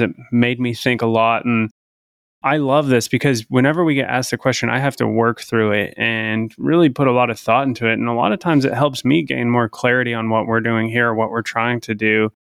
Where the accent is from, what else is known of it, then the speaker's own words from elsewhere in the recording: Idaho, United States; moved away; growing up in Idaho